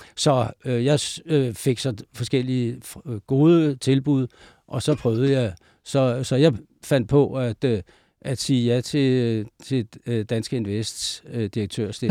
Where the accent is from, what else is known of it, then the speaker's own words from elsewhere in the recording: Denmark; jeg jo fra Jylland